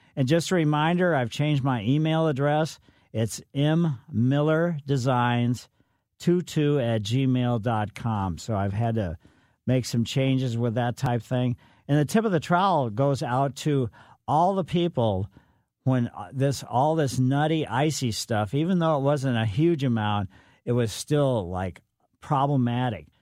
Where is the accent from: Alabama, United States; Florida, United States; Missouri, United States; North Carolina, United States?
Missouri, United States; Ellisville; also born or lived in St. Louis, Missouri; growing up in Ellisville, we uh, from uh, down on Flat by the Botanical Garden. My parents moved to Ellisville